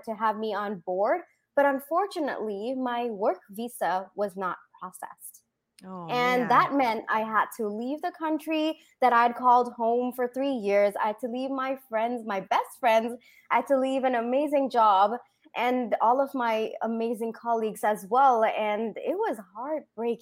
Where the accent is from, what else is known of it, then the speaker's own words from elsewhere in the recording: Singapore; moved away; also born or lived in India / Bangalore, India; I was born in India, raised in Singapore, then did my engineering in Bangalore